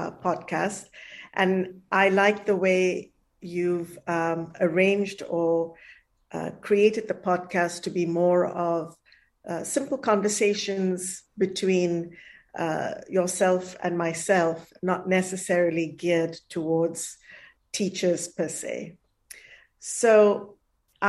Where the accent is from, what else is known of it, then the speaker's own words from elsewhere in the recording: Malaysia; moved away; also born or lived in India; I was born in Malaysia. The first few years I didn't grow up in India